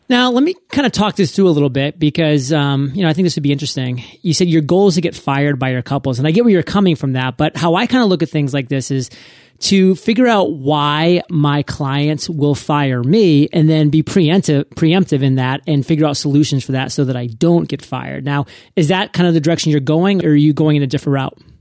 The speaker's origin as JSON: {"language": "English", "region": "Maine", "country": "United States", "tie": "born or raised there", "said": "Maine, my home state."}